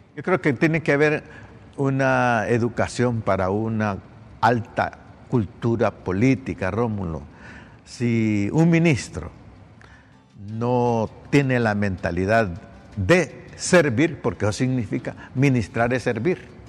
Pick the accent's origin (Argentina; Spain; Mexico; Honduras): Honduras; todos somos hondureños